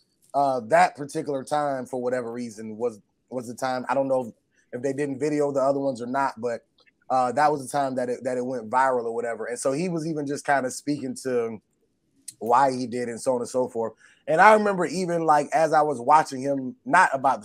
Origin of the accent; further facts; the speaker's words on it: Atlanta, Georgia, United States; the church that we grew up in Atlanta